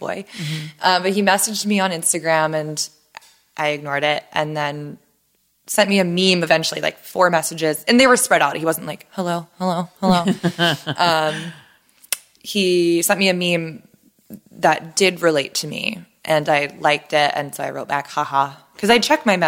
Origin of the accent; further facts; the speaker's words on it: San Diego, California, United States; moved away; we're both from San Diego